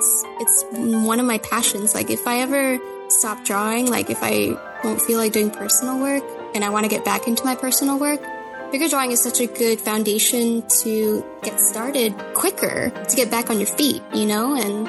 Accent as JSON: {"language": "English", "town": "San Jose", "region": "California", "country": "United States", "tie": "born or raised there", "said": "I was born in San Jose and I went to San Jose State as an animation major."}